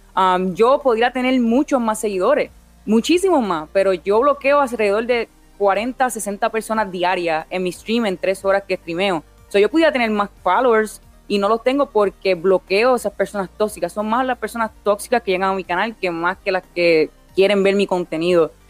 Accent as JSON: {"language": "Spanish", "town": "Vega Baja", "country": "Puerto Rico", "tie": "born or raised there", "also_born_or_lived": "Orlando, Florida", "moved": "as an adult", "lives_now": "Florida, United States", "said": "soy de Vega Baja, Puerto Rico. Ah, me crié en Puerto Rico, nací en Puerto Rico, me mudé a los Estados Unidos cuando tenía como 18 años."}